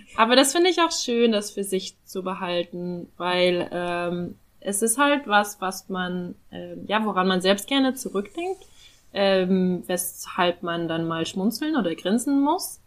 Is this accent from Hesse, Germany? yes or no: no; North Rhine-Westphalia, Germany; ich komme ja aus Nordrhein-Westfalen